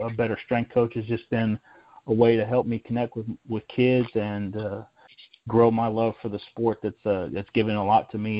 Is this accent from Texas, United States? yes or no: yes; Houston, Texas, United States; growing up in Houston